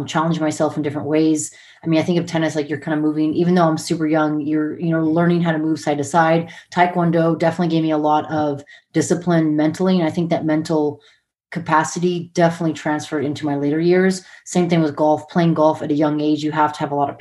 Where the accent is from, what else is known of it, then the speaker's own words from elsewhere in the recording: Montana, United States; also born or lived in San Diego, California / Hawaii; growing up in Montana, my sisters